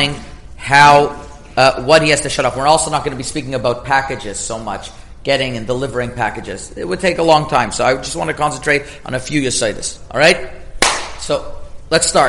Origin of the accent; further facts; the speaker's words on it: Canada; moved away as an adult; also born or lived in Toronto; now in United States; I'm Canadian